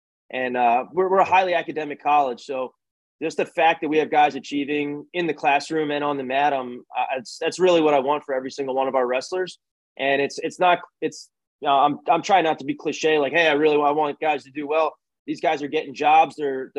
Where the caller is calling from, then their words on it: Pennsylvania, United States; And I'm calling you from Pennsylvania right now. We moved over the border.